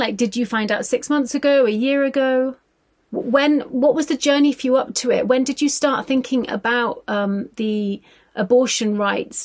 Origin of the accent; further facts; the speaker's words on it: Ireland; my experience being from an Irish working class background